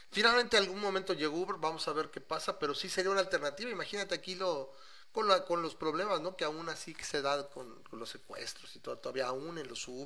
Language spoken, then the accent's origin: Spanish; Mexico City, Mexico; soy chilango, toda, toda la vida chilango.